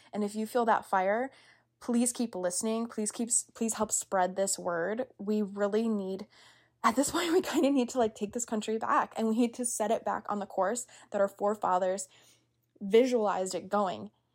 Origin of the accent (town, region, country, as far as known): United States